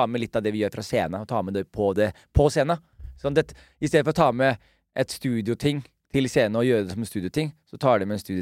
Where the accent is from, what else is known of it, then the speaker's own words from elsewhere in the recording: Gulset, Vestfold og Telemark, Norway; jeg vokste opp med på, på Gulset